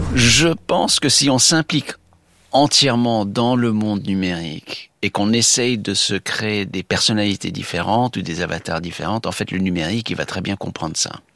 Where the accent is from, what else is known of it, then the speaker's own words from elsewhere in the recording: United States; chez nous, aux États-Unis